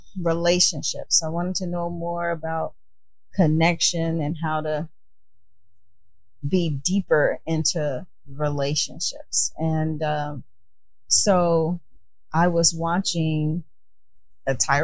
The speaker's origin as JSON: {"language": "English", "town": "Chicago", "region": "Illinois", "country": "United States", "tie": "born or raised there", "moved": "as an adult", "lives_now": "California, United States", "said": "I'm originally from Chicago, born and raised, living in California now"}